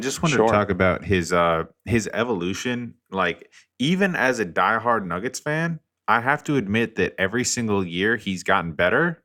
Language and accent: English; Colorado, United States; now in New Orleans, United States; I'm from Colorado